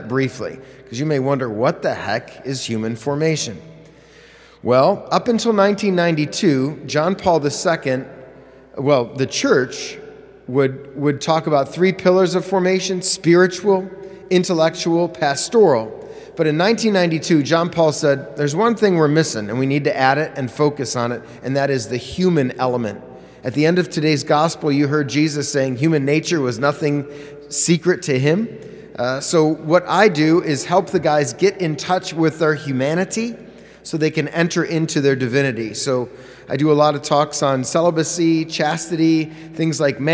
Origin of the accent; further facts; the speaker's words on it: Parma, Ohio, United States; also born or lived in Cleveland, Ohio; I'm from Parma.